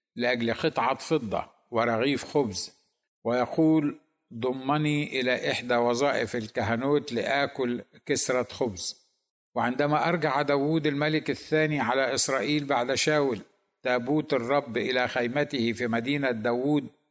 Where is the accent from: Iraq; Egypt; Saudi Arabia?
Egypt; لنا كمصريين